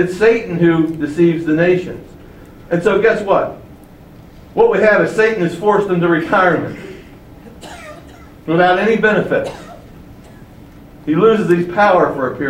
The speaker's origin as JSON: {"language": "English", "town": "Baltimore", "region": "Maryland", "country": "United States", "tie": "born or raised there", "said": "I grew up in Baltimore, which was a very political city with a strong mayor in the city"}